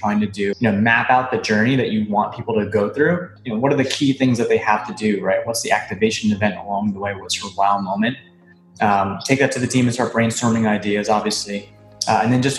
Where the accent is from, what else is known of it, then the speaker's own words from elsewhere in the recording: Hawaii, United States; moved away as an adult; now in Boston, United States; I'm originally from Hawaii, and I've been an island boy all my life. I moved out here to Boston to go to school